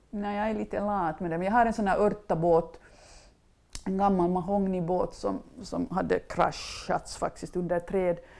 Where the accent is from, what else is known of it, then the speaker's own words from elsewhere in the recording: Mjölbolsta, Uusimaa, Finland; also born or lived in Ekenäs / Los Angeles; mina föräldrar bodde i Mjölbolsta där jag hade vuxit upp på en gård som hette Mängels och bodde där tills jag var 20.